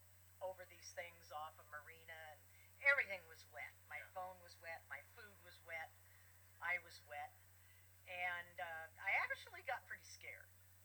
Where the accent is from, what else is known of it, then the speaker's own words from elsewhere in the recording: Southern California, United States; I grew up in Southern California.